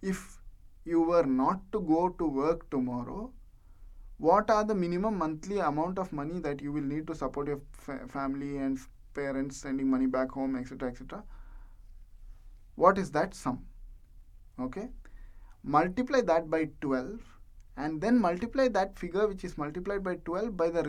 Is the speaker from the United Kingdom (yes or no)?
no; India; moved away as an adult; now in United Arab Emirates; I am from India, and now I am working in UAE